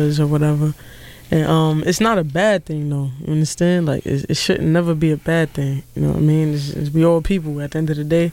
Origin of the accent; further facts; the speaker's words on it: New York City, New York, United States; Straight out of Brooklyn, New York